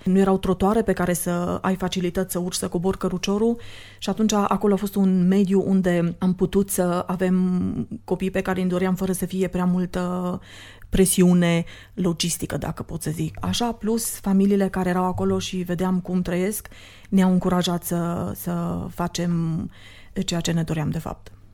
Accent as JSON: {"language": "Romanian", "town": "Sibiu", "region": "Sibiu County", "country": "Romania", "also_born_or_lived": "Austria", "moved": "as an adult", "lives_now": "Cluj-Napoca, Romania", "said": "Eu vin de la Sibiu, am venit în Cluj în 92 la facultate"}